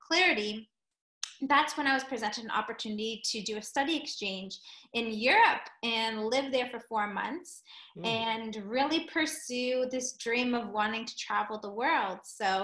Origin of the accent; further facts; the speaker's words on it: Toronto, Ontario, Canada; I'm from Toronto, Canada, born and raised